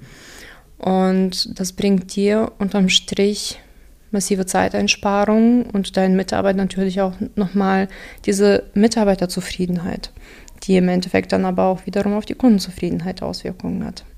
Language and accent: German; Dortmund, North Rhine-Westphalia, Germany; first language Russian; German is a second language; also born or lived in Kazakhstan / Unna / Aachen; Wenn du ursprünglich Deutschland meinst, dann äh, aus Dortmund.